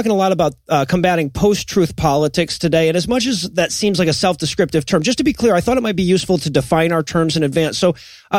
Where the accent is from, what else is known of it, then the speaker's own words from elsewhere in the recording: Ann Arbor, Michigan, United States; I grew up in Ann Arbor.